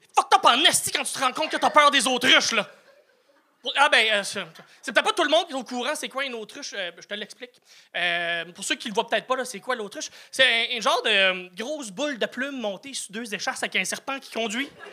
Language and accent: French; New Brunswick, Canada; J'ai grandi au Nouveau-Brunswick, Nouveau-Brunswick